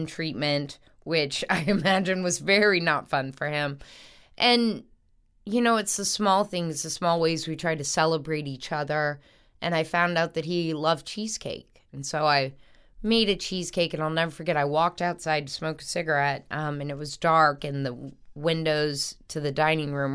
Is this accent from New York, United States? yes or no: no; North Shore, Louisiana, United States; also born or lived in New Orleans, Louisiana; I grew up on the North Shore for a while